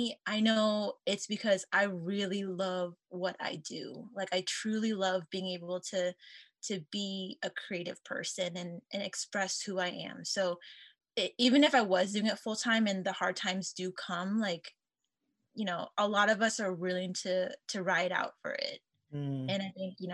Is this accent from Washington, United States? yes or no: no; Portland, Oregon, United States; moved away; I'm from the Portland, Oregon area